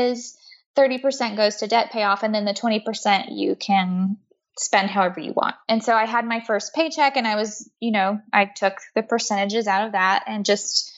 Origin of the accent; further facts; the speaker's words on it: the South, United States; moved away as an adult; also born or lived in New York City; now in Atlanta, United States; I'm from the South. I live in Atlanta now.